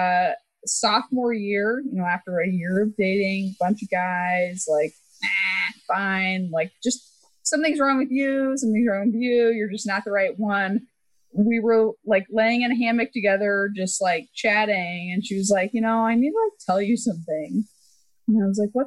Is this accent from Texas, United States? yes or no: yes; Texas, United States; moved away as an adult; I grew up in Texas